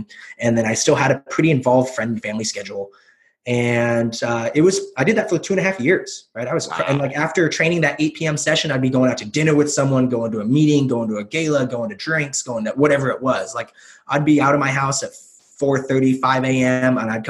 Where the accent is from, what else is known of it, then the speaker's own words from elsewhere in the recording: Pacific Northwest, United States; And I'm from the Northwest. I've always wanted to move away from the Northwest.